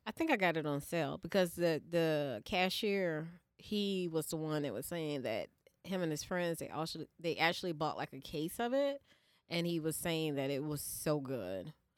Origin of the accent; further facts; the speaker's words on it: Georgia, United States; I'm from Georgia.